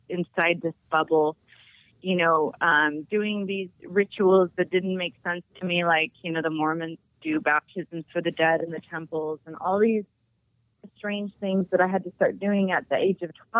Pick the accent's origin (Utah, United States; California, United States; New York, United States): Utah, United States; I'm from Utah